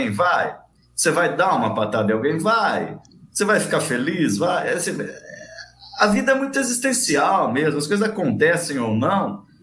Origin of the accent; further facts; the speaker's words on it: Araraquara, São Paulo, Brazil; Eu sou de Araraquara, né? Eu trabalhei muito tempo no Rio, São Paulo, em outros lugares, mas eu sou de Araraquara e estou em Araraquara.